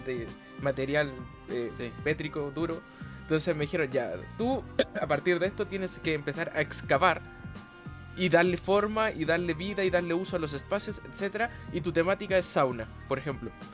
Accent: Chile; tengo 24 años, soy chileno

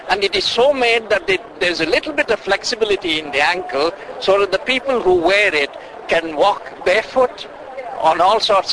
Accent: Bangalore, Karnataka, India; moved away as an adult; now in Wales, United Kingdom; I lived in Wales for 50 years now, but I was born and brought up in India.

